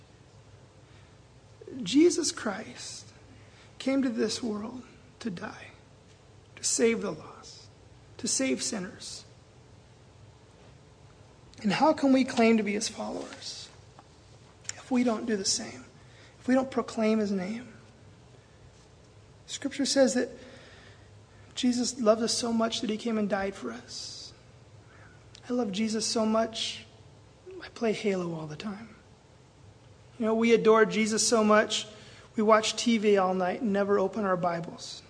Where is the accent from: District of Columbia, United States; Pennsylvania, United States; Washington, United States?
Washington, United States; Seattle; moved away as an adult; now in Belize City, Belize; I'm from Seattle